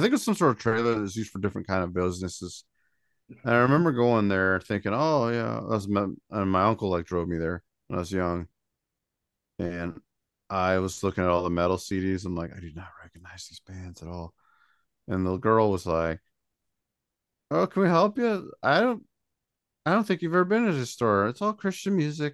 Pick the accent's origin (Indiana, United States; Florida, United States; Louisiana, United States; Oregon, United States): Indiana, United States; I'm from Indiana.